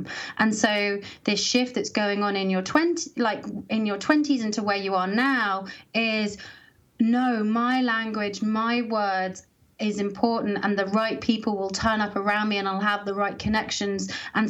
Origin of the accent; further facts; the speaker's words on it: Colorado, United States; oh, okay, I grew up in Colorado. Like, this is important to me, but I'm being called to kind of step into some of that city energy.